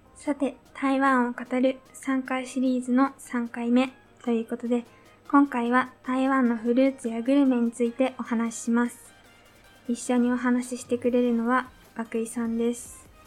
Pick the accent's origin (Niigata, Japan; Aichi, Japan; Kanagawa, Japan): Niigata, Japan; 私は新潟市白根の出身なんですが